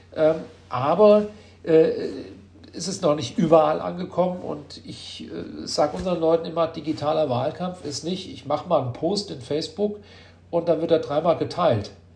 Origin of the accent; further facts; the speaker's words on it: Marburg, Hesse, Germany; ich Marburger bin in der sechsten Generation und äh, ich liebe diese Stadt, das ist meine Heimat.